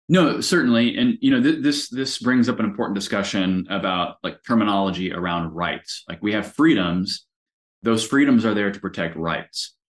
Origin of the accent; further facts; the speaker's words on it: United States; I am proudly an American.